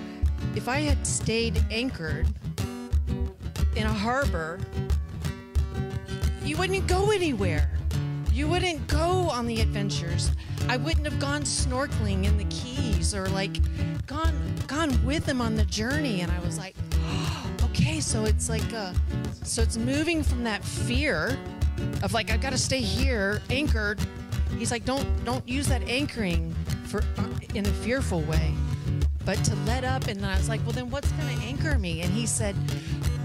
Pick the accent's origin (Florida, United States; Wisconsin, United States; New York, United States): Florida, United States; I grew up in Florida